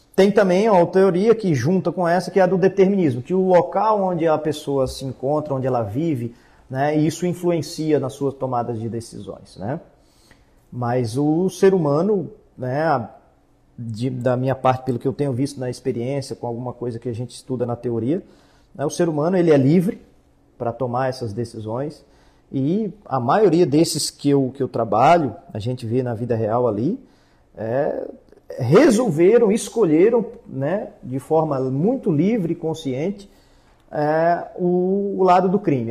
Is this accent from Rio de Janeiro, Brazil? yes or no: no; Brasília, Federal District, Brazil; accent: brasiliense; moved away as an adult; also born or lived in Paraná; now in Santa Catarina, Brazil; eu, apesar de ser nascido e criado em Brasília, eu já estou aqui agora em Santa Catarina, já vai fazer 13 anos